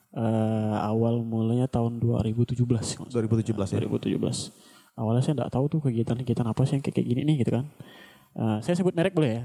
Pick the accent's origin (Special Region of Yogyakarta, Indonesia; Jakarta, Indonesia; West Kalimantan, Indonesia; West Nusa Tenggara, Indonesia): West Kalimantan, Indonesia; Sintang; now in Pontianak, Indonesia; saya dari Sintang.